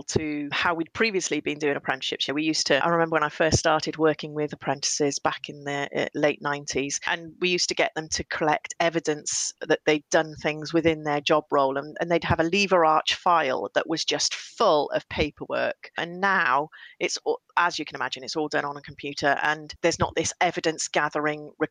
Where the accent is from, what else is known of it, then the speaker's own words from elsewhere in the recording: Welsh, Wales, United Kingdom; I am Welsh